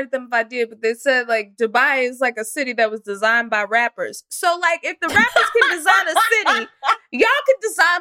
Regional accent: the South, United States; I am from the South

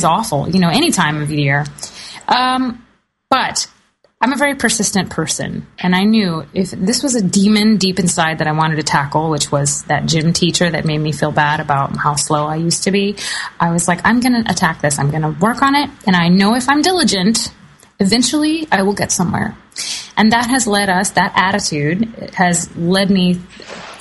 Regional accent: the South, United States; I grew up in the South

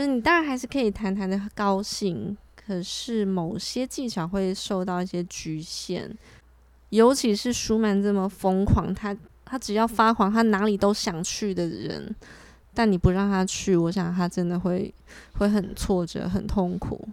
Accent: eastern Taiwan, Taiwan; now in Taipei, Taiwan; 因为我是在东部长大的

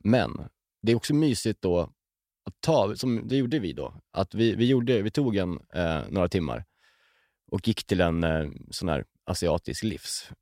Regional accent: Björkvik, Södermanland, Sweden; när jag växte upp. Eh, vi åkte ju mycket moppe. Alltså, vi hängde, vi hängde runt liksom, i, runt en kiosk i det samhället, Björkvik, där jag kommer ifrån

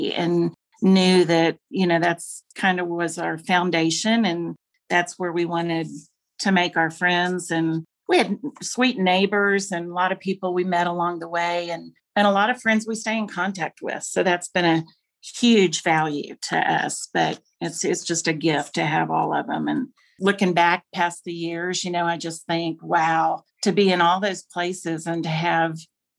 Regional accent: Dallas, Texas, United States; moved away as an adult; also born or lived in Fayetteville, Arkansas / Corpus Christi, Texas / Casper, Wyoming / Richmond, Virginia; I was raised in Dallas

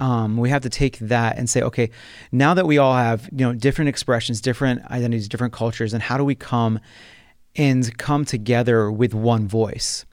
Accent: New Jersey, United States; moved away as an adult; also born or lived in Taylor University, Indiana; I'm originally from South Jersey, which is the southern part of New Jersey, um, which is outside Philadelphia. I was born and raised there

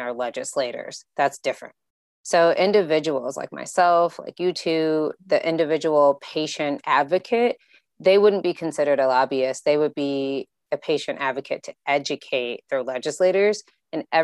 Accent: Illinois, United States; I'm from Illinois

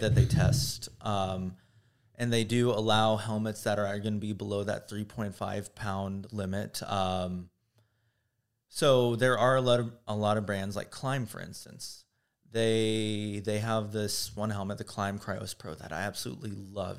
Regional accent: Houston, Texas, United States; now in Los Angeles, United States; growing up in Houston, Texas

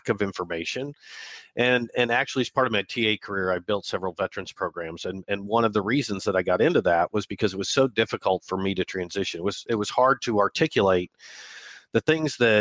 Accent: Midwest, United States; moved away as an adult; the oldest of four boys growing up in the Midwest

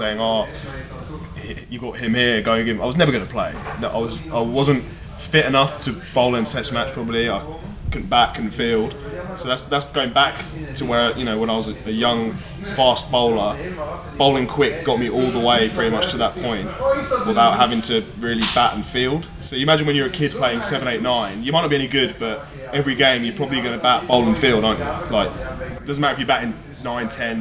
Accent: Suffolk, East of England, United Kingdom; I grew up in Suffolk, and in Suffolk, particularly where I grew up

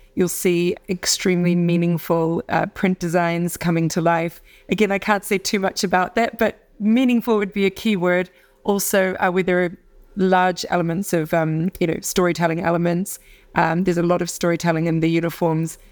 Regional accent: Auckland, New Zealand; I'm from Auckland

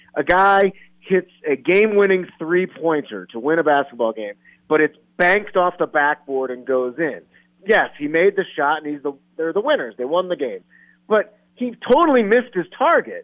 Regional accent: St. Louis, Missouri, United States; also born or lived in Denver, Colorado; since I'm from there

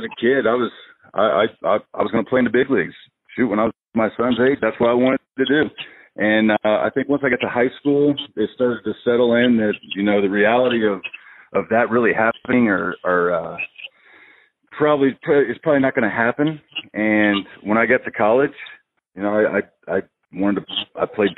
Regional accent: Indiana, United States; moved away as an adult; back home in Indiana

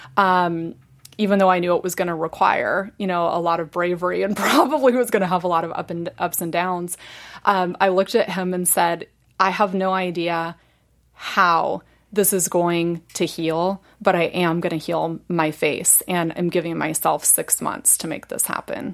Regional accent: Indiana, United States; moved away; I was born and raised in Indiana

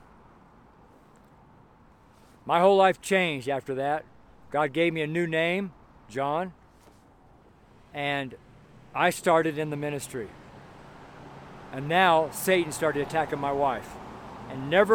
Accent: California, United States; now in Colorado, United States; I'm from California, so I never had a problem dressing in California

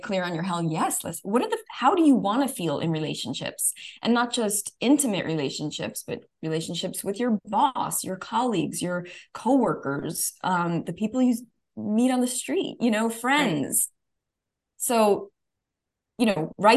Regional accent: New York, United States; being a New Yorker

